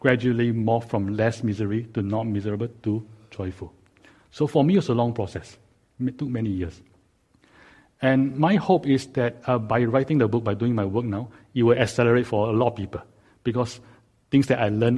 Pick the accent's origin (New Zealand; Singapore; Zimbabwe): Singapore; now in Silicon Valley, United States; I was growing up in Singapore